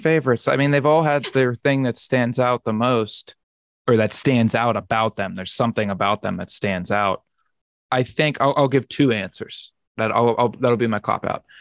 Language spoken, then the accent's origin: English; Pittsburgh, Pennsylvania, United States; Pittsburgh, my hometown